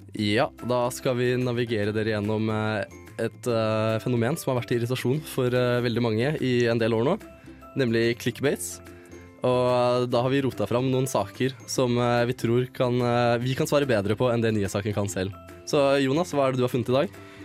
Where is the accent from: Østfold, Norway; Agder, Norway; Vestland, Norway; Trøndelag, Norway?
Østfold, Norway; Mysen; som en gutt fra Mysen